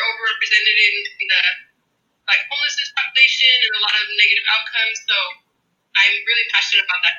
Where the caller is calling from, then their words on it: Los Angeles, California, United States; I'm calling from Los Angeles, California, Tongaland in the San Gabriel Valley.